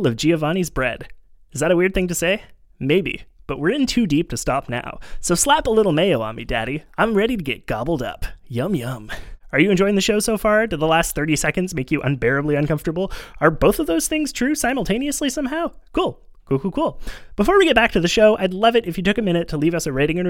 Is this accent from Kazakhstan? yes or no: no; Montreal, Quebec, Canada; I grew up in Montreal, which is like a weird part of Canada that's kind of French.